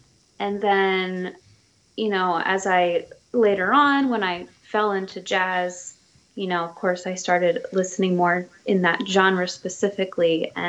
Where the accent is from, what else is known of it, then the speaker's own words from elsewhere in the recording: Plymouth Meeting, Pennsylvania, United States; now in Easton, United States; I was born and raised outside Philadelphia in Plymouth Meeting. So kind of near King of Prussia area, the big mall.